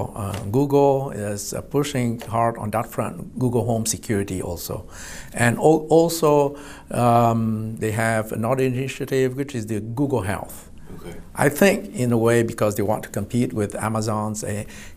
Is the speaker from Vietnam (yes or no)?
yes; Vietnam; also born or lived in Irvine, California / Houston, Texas; now in United States; Originally, I was from Vietnam